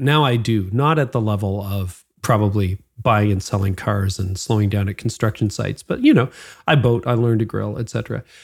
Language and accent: English; Midland, Ontario, Canada; I grew up in Midland, Ontario